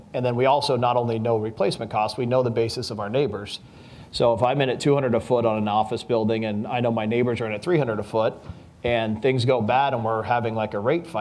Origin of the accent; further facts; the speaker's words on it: Las Vegas, Nevada, United States; I was born and raised in Las Vegas and grew up in the brokerage business here.